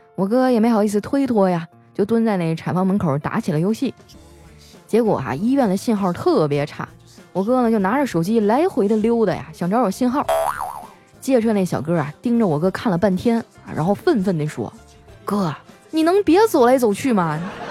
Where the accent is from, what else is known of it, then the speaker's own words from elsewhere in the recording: Northeast China, China; 我们东北人呢，都爱讨个吉利